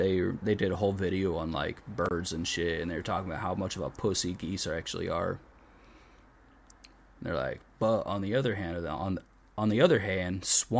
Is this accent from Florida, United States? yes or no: yes; Florida, United States; moved away; growing up in Florida